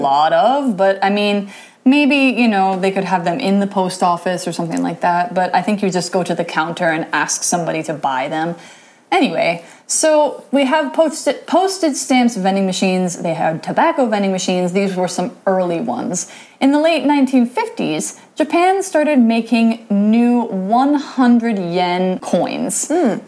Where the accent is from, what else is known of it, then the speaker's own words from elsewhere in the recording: United States; I'm American